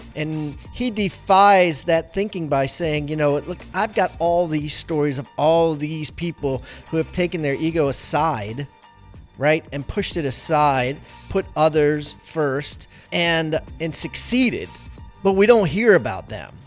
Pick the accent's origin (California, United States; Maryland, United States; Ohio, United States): Maryland, United States; I grew up in Maryland